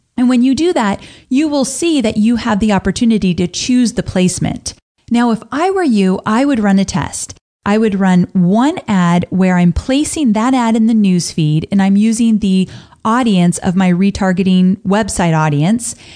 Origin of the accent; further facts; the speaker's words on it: California, United States; growing up in California